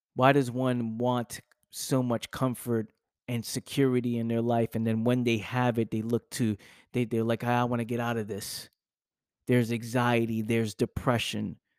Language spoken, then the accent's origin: English; New York City, New York, United States; I'm from the Bronx